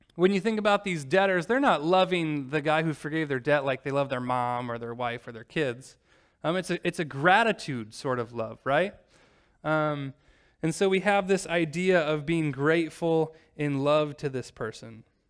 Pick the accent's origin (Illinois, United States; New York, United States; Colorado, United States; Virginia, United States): Illinois, United States; Normal; moved away; drive from normal Illinois, my hometown